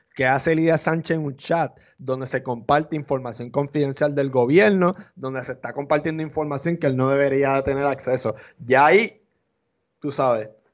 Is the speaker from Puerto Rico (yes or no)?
yes; Puerto Rico; Nosotros somos hispanos, ciudadanos americanos, pero hay aquí en Puerto Rico